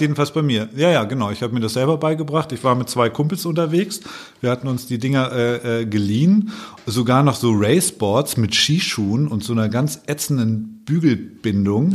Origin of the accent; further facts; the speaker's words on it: Allgäu, Bavaria, Germany; now in Hamburg, Germany; ich komme aus dem Allgäu eigentlich, lebe jetzt seit langer Zeit schon in Hamburg